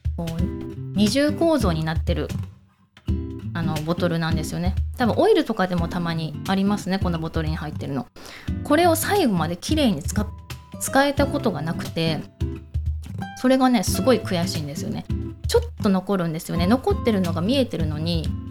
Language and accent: Japanese; Ako, Hyogo, Japan; moved away as an adult; now in Fukuoka, Japan; 私ね地元が兵庫県の赤穂市ってとこで